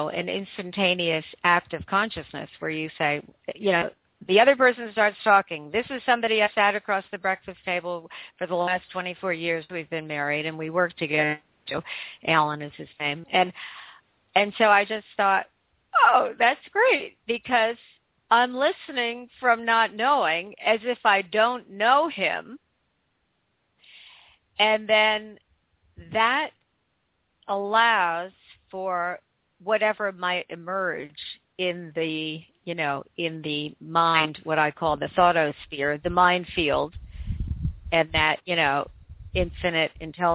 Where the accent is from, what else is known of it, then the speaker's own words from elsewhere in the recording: United States; I'm from the United States and my husband is from the United Kingdom